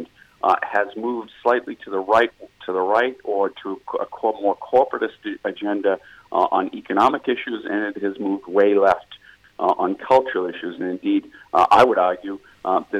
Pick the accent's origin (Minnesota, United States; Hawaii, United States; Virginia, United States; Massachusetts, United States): Massachusetts, United States; Milton; where I grew up in East Milton, Massachusetts, was the most Irish community in the United States